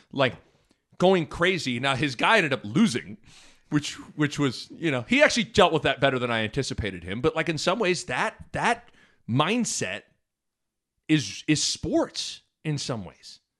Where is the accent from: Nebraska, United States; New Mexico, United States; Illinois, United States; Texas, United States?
Nebraska, United States; Lincoln; growing up in Nebraska and growing up in Lincoln